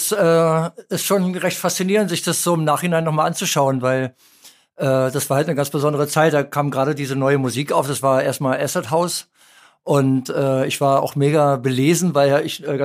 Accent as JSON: {"language": "German", "region": "Berlin", "country": "Germany", "tie": "born or raised there", "said": "weil in Berlin gab es ja keine Off-Locations, war ja West-Berlin, wo ich aufgewachsen bin."}